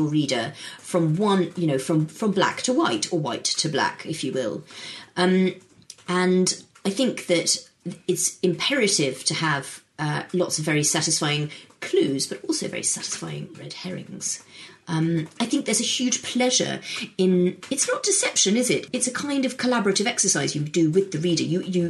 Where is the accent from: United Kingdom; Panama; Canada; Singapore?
United Kingdom; also born or lived in United States; I picked two because I'm from the UK, and I'm American as well.